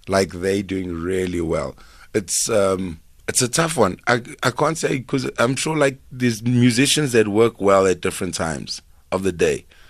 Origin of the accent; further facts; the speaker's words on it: Durban, KwaZulu-Natal, South Africa; moved away as an adult; also born or lived in Melville, Johannesburg; now in Johannesburg, South Africa; growing up in Durban